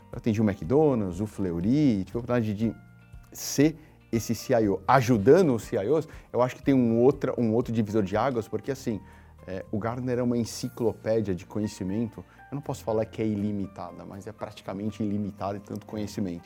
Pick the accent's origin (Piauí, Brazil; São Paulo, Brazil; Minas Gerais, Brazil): São Paulo, Brazil; Nasci, cresci na periferia de São Paulo, no Jardim Cupecê